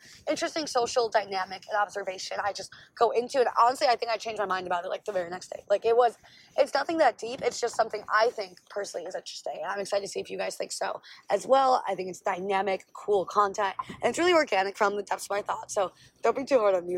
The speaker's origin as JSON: {"language": "English", "town": "Milwaukee", "region": "Wisconsin", "country": "United States", "tie": "born or raised there", "said": "where I grew up in Milwaukee"}